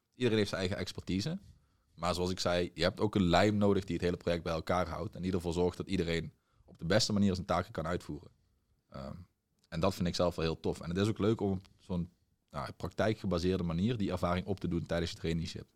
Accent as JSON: {"language": "Dutch", "region": "Limburg", "country": "Netherlands", "also_born_or_lived": "Tilburg, North Brabant", "moved": "as an adult", "said": "oorspronkelijk afkomstig uit Limburg, maar ik ben verhuisd naar Brabant om een studie commerciële economie te volgen in Tilburg"}